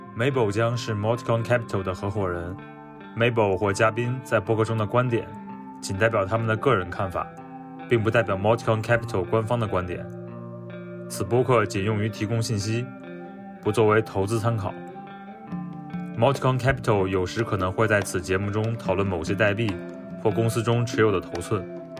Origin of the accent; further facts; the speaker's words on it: China; moved away as an adult; also born or lived in Europe; 我是在中国长大的，我是，以前是学计算机科学的，呃，在，的背景，然后离开中国后，呃，陆续在不同的公司，呃，主要在欧洲，啊，包括 Skype、微软和 Twilio 等